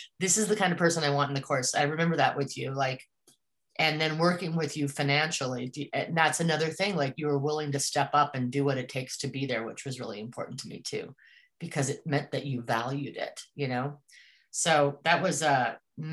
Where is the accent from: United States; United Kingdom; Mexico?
United States; Colorado; moved away as an adult; also born or lived in Northwest; I grew up mostly in Colorado